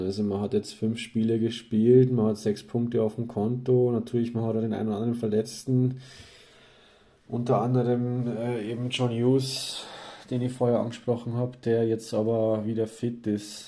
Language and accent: German; Landshut, Bavaria, Germany; now in Austria; als gebürtiger Niederbayer, ich stamme ja eigentlich aus Landshut